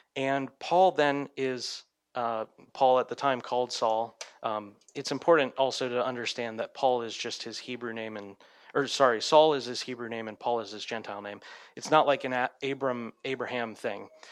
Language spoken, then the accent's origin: English; United States